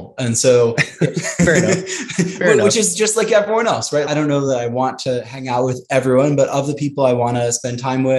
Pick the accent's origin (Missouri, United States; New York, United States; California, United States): California, United States; Santa Monica; moved away as an adult; also born or lived in Chicago; now in Houston, United States; I grew up in Santa Monica, West